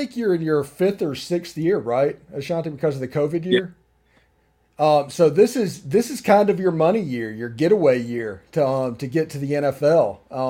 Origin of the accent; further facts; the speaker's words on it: Magee, Mississippi, United States; I'm from McGee and played at McGee High School.